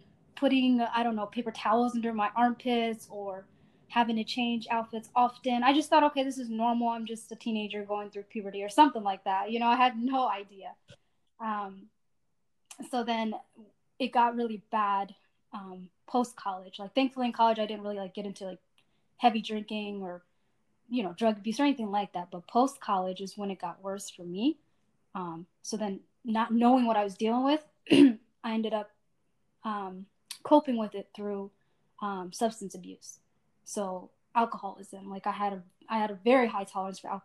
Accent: Indianapolis, Indiana, United States; also born or lived in Asmara, Eritrea; I was born in Eritrea, Asmara specifically, in 1991. And then my family and I immigrated to Indianapolis, Indiana in 1997. So I came to the States when I was 6 years old, went to grade school and college in Indiana.

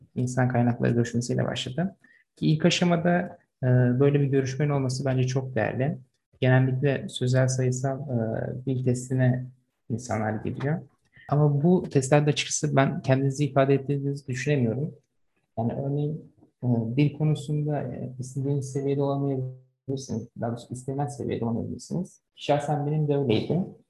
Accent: Çanakkale, Turkey; 1997 ee, Çanakkale doğumluyum.

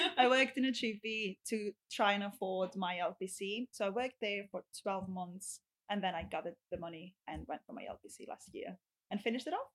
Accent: Rhodes, South Aegean, Greece; English is a second language; moved away as an adult; now in United Kingdom; I am from Rhodes. I had to travel to Athens, the capital

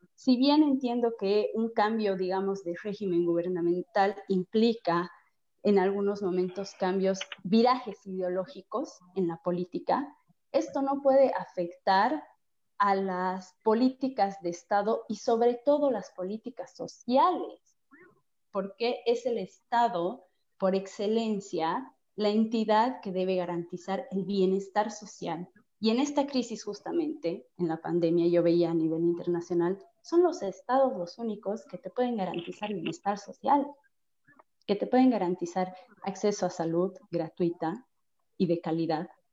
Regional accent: Bolivia; como bolivianos

